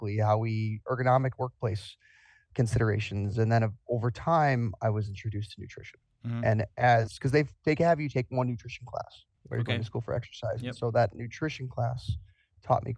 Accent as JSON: {"language": "English", "town": "Milwaukee", "region": "Wisconsin", "country": "United States", "tie": "born or raised there", "moved": "as an adult", "said": "my hometown, Milwaukee"}